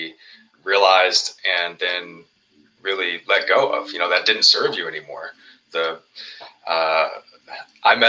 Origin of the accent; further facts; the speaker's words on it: Richmond, Virginia, United States; here in Richmond, Virginia, my hometown